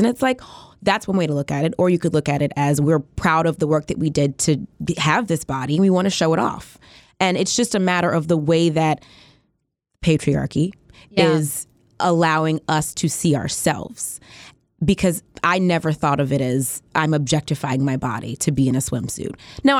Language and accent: English; Atlanta, Georgia, United States; also born or lived in Biloxi; I'm from Atlanta. My family was military. I was born in Biloxi. We actually lived here for 4 years. We moved to Atlanta when I was in like fifth grade. But most of my family is in Atlanta.